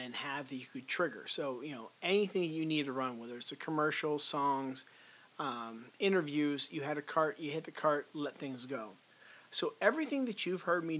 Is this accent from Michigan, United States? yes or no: no; Pittsburgh, Pennsylvania, United States; Pittsburgh company, which is my hometown here